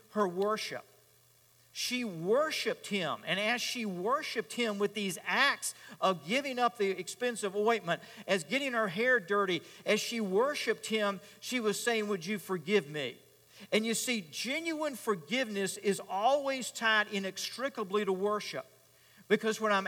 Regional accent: Richmond, Virginia, United States; I grew up in Richmond

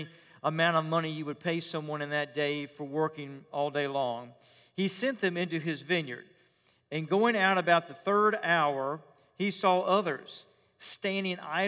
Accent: Richmond, Virginia, United States; When I was growing up as a boy in my hometown of Richmond

